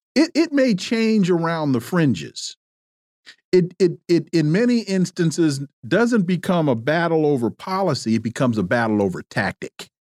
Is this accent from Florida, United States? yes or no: no; California, United States; I'm from California.